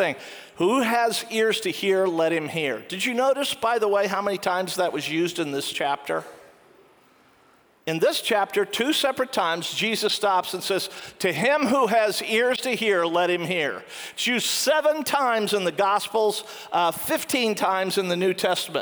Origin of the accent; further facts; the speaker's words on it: United States; I'm an American